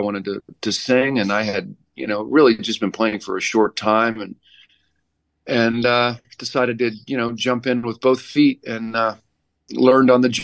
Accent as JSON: {"language": "English", "town": "Connellsville", "region": "Pennsylvania", "country": "United States", "tie": "born or raised there", "said": "I grew up in Connellsville"}